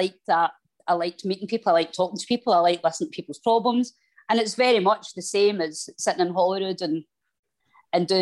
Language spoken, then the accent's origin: English; Glasgow, Scotland, United Kingdom; they heard my accent, and it was an English person, said, oh, you're Scottish